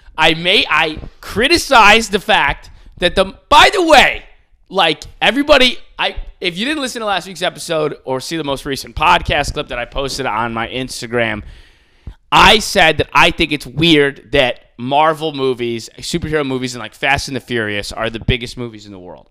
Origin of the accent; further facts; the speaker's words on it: Buffalo, New York, United States; I'm like from Buffalo